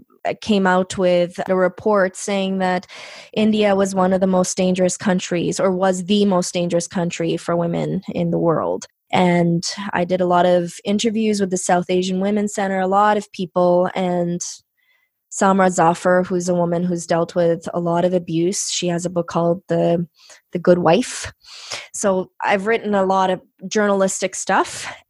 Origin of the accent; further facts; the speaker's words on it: Canada; first language Punjabi; English is a second language; I was born in Canada